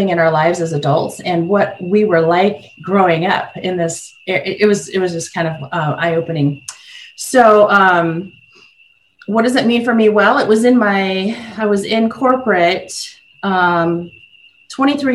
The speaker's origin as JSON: {"language": "English", "region": "South Dakota", "country": "United States", "tie": "born or raised there", "said": "as a young girl, I grew up in South Dakota."}